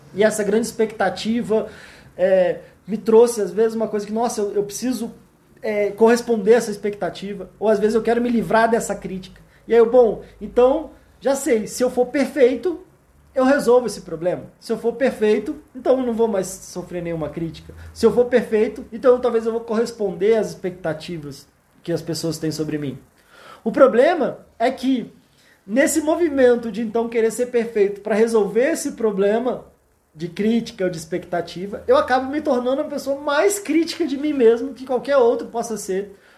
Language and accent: Portuguese; Brasília, Federal District, Brazil; eu sou aqui de Brasília